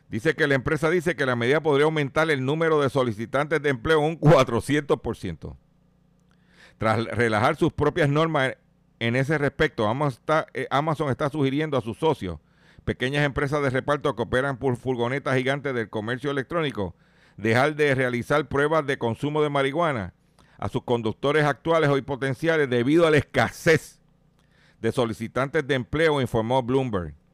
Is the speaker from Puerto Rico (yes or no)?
yes; Puerto Rico